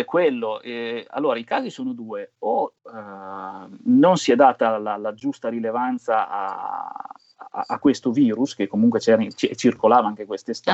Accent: Emilia-Romagna, Italy; essendo romagnolo, bagni al mare, proloco che organizzavano.

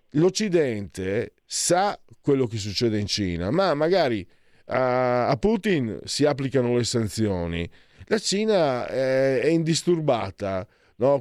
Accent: Friuli-Venezia Giulia, Italy; io vengo da Friuli, dalle mie parti si dice Gesù Maria, apriti cielo

